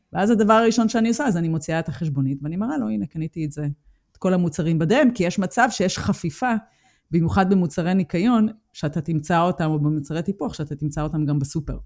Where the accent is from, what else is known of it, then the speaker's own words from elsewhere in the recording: Israel; moved away as an adult; now in Germany; אני הגעתי מישראל